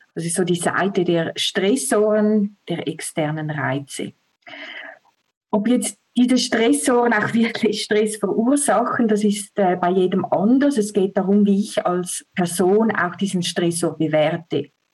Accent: Switzerland; Ich komme aus der Schweiz

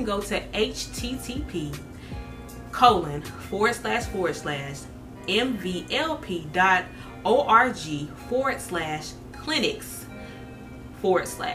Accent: Jonestown, Mississippi, United States; my hometown, Jonestown, Mississippi

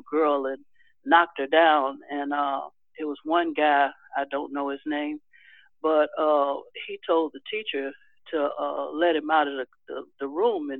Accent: Chicago, Illinois, United States; on the south side of Chicago

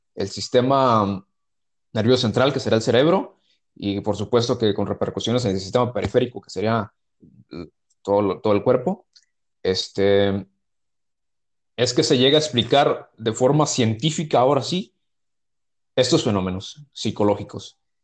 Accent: Mexico; soy de México

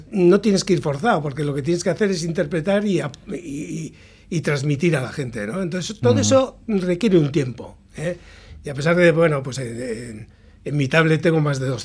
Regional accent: La Arboleda, Basque Country, Spain; Soy adoptivo porque yo soy de la Arboleda.

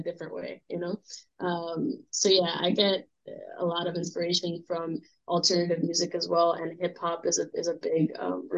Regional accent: New York City, New York, United States; I'm born and raised from Brooklyn, New York

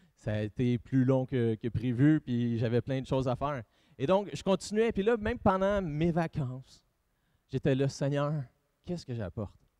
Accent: Drummondville, Quebec, Canada

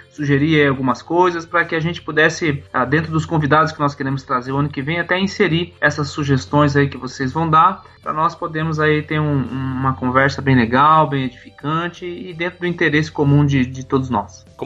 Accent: Matelândia, Paraná, Brazil; minha cidade natal, Matelândia. E foi bem interessante.

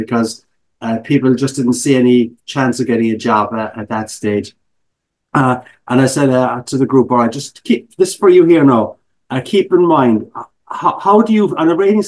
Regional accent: Ireland; accent: brogue; moved away as an adult; also born or lived in United Kingdom; now in Chicago, United States; as an Irish immigrant

